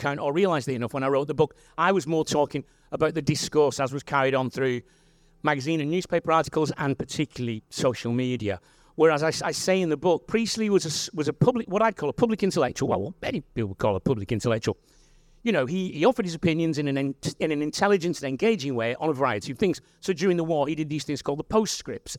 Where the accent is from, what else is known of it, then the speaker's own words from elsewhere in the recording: Wigan, North West England, United Kingdom; I'm from Wigan